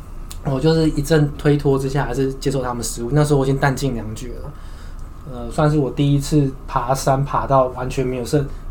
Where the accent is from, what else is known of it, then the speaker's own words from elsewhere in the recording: Taiwan; 我们台湾人都有三件事情是一定要做的